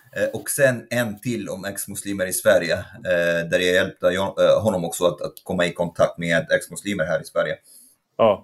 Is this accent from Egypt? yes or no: yes; Egypt; moved away as an adult; now in Sweden; jag kommer från Egypten, born and raised